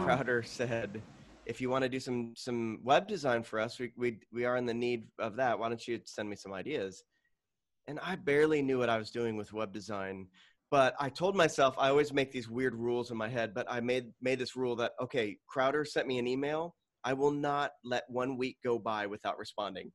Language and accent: English; Tucson, Arizona, United States; now in Phoenix, United States; I grew up in Tucson, Arizona